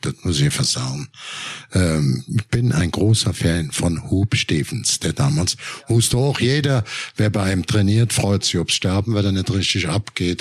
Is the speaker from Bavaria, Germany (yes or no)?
no; Cologne, North Rhine-Westphalia, Germany; ich komme ja aus Köln